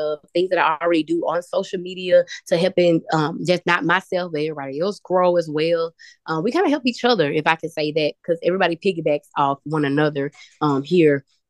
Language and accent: English; the South, United States; I could talk, but I'm from the South, so I got to let you talk. I got a lazy tongue.